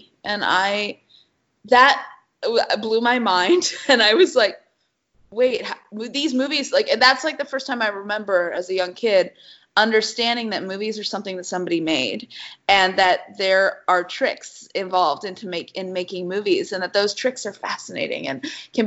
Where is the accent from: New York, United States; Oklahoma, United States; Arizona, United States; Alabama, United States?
Arizona, United States; moved away as an adult; also born or lived in Chicago; I come from Arizona